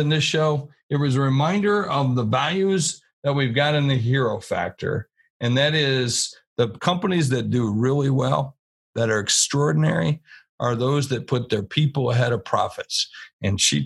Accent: West Virginia, United States; I'm from West Virginia.

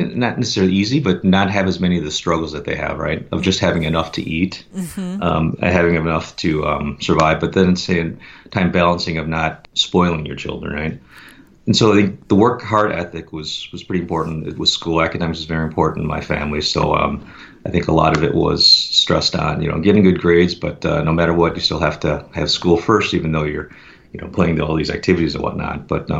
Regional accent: Chicago, Illinois, United States; now in Seattle, United States; I was born and raised in Chicago, primarily in the Chicago suburb of Glenview. I'm very grateful to have been born there.

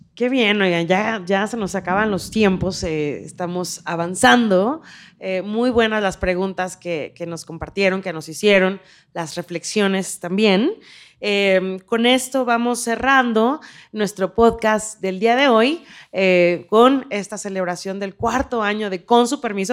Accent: Mexico; como mexicanas y mexicanos

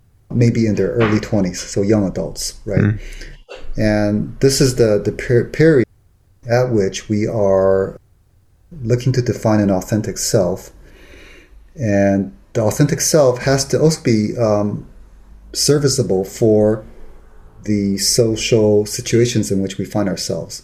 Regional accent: Taiwan; moved away; also born or lived in Los Angeles / San Francisco; I grew up in Taiwan, and then later I lived in Los Angeles, and then later in San Francisco.

